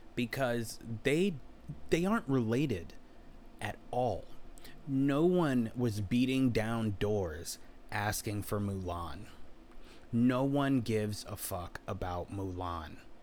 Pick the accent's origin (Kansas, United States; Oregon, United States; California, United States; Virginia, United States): Virginia, United States; I'm from Virginia